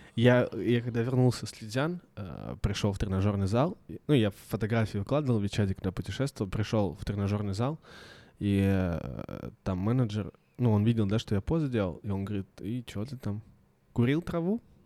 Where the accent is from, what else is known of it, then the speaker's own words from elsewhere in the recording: Blagoveshchensk, Amur Oblast, Russia; я из Благовещенска